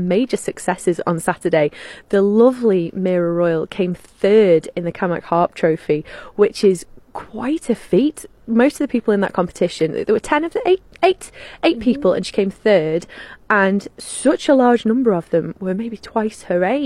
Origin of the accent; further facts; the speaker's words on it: Isle of Man; here's England and here's Ireland and we're right in the middle.